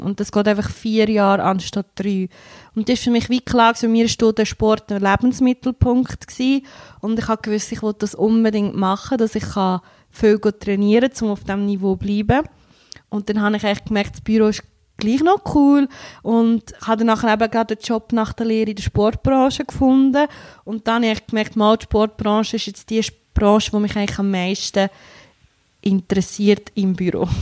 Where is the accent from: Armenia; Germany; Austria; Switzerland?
Switzerland; Entlebuch, Lucerne; now in Wauwil, Switzerland; komme aus Wauwil, aber ursprünglich bin ich im Entlebuch aufgewachsen